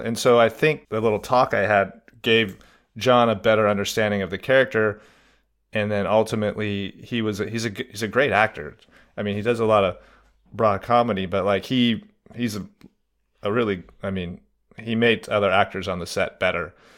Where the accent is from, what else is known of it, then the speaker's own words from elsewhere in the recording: Reno, Nevada, United States; also born or lived in California; I was born in California and I grew up in Reno, Nevada